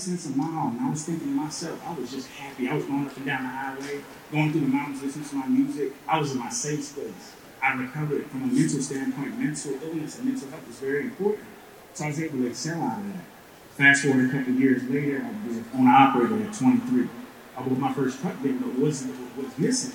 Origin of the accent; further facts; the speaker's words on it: South Carolina, United States; I'm from Alpena, South Carolina.